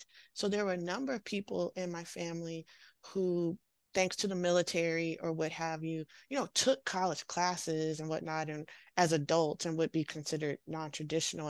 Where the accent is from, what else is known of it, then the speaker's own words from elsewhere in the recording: Washington, D.C. area, Northern Virginia, United States; now in San Francisco Bay Area, United States; I'm from the Washington, D.C. area, Northern Virginia, right outside of Washington, D.C., and grew up there